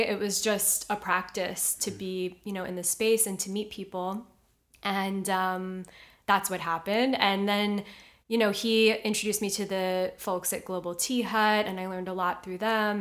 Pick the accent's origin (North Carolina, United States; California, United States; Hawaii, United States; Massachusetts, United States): Hawaii, United States; Honolulu; moved away as an adult; also born or lived in New York; now in Los Angeles, United States; I'm from Honolulu, Hawaii